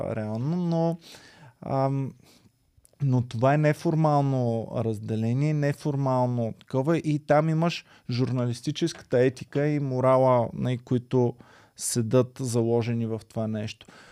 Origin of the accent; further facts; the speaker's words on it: Stara Zagora, Stara Zagora Province, Bulgaria; като дете от Стара Загора